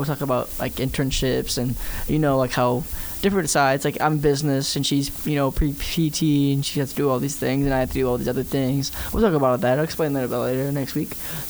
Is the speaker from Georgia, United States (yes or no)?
yes; Georgia, United States; I'm from Georgia.